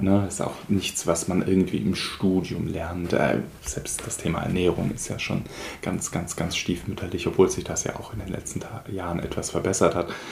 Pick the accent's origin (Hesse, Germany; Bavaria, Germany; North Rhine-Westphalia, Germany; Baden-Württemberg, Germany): Baden-Württemberg, Germany; Schönbuch region, Swabia; aus meiner Heimat, nämlich die Schönbuchregion in Schwabenländle.